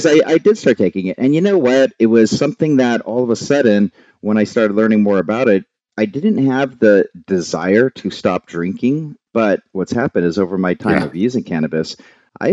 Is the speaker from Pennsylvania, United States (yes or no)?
no; Southern California, United States; growing up in Southern California with a bunch of surfers